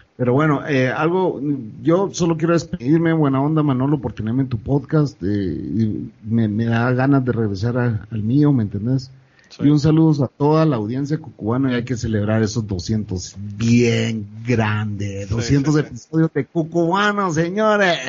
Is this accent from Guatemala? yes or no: yes; Guatemala; moved away as an adult; después de 14 años de nacer en mi país, regresar, empezar de nuevo, a reconectarte con la gente